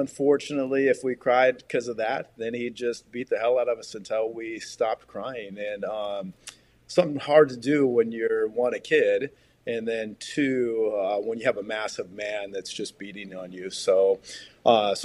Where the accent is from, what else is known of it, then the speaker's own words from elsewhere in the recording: Puget Sound, Seattle region, Washington, United States; I grew up in the Puget Sound, Seattle region